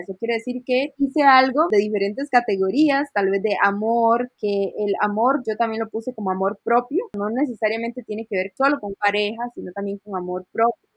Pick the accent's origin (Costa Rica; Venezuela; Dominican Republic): Costa Rica; moved away as an adult; also born or lived in Panama; soy de Costa Rica